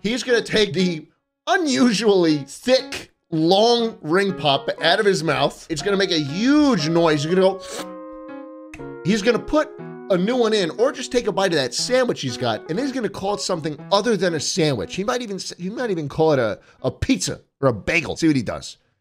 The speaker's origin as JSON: {"language": "English", "town": "New York City", "region": "New York", "country": "United States", "tie": "born or raised there", "said": "I grew up in New York City"}